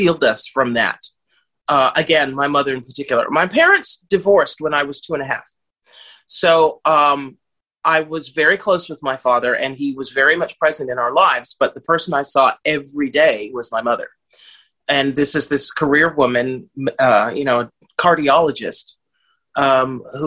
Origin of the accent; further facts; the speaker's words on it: Los Angeles, California, United States; moved away as an adult; also born or lived in United Kingdom; now in Italy; I grew up in Bel Air and Malibu, which are the exclusive neighborhoods in Los Angeles